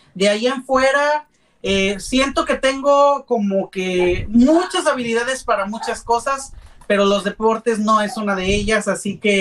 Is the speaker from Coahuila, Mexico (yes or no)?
no; Puebla, Mexico; also born or lived in San Martín Texmelucan; soy originario de la ciudad de Puebla. Eh, soy poblano de corazón